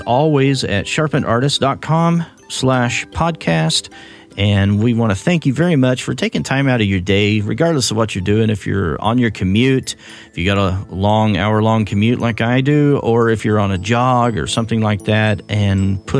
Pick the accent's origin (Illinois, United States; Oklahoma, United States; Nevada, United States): Oklahoma, United States; accent: Oklahoma; my Oklahoma accent